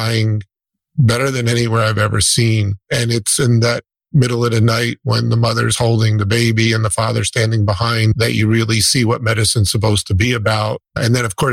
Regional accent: about 20 minutes from St. Barnabas, New Jersey, United States; I grew up about 20 minutes from St. Barnabas, hospital that you were sent to. So I know the area very well.

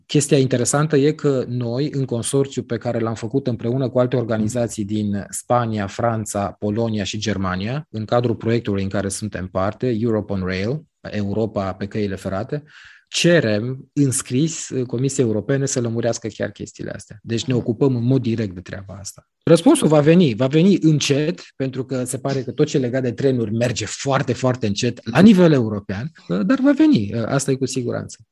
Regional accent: Romania; guvernul nostru, guvernul României

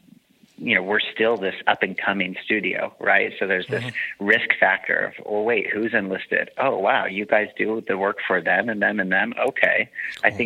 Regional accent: Central Coast, California, United States; moved away; also born or lived in Utah / San Francisco; I grew up in Central Coast, California

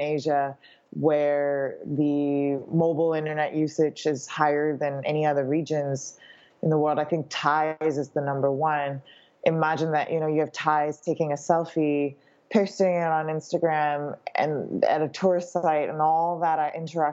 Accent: Canada; also born or lived in Shanghai; now in Hong Kong; I was born in Hong Kong, grew up in Canada, spent my career in Shanghai

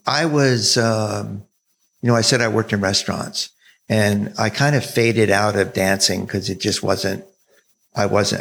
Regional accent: South Jersey near Philadelphia, New Jersey, United States; moved away; also born or lived in Florida / San Francisco, California; I grew up in New Jersey

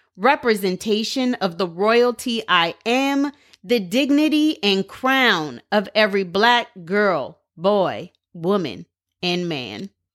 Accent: Portland, United States; I'm from Portland

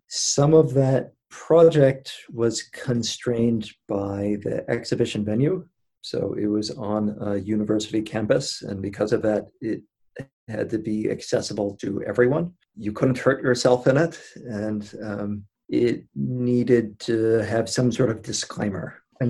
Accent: Maine, United States; I'm from Maine.

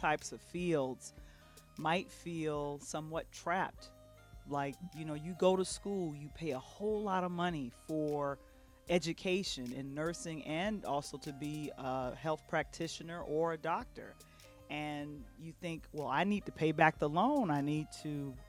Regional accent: Midwest, United States; we're both from the Midwest.

